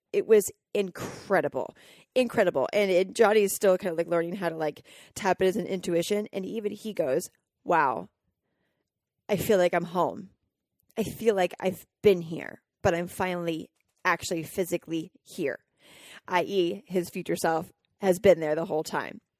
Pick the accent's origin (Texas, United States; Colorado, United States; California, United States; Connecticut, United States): Colorado, United States; growing up in Colorado and 60 acres where I got to just wander